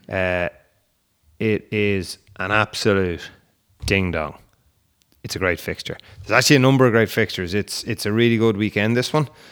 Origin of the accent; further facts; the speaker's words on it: Ireland; we grew up in Ireland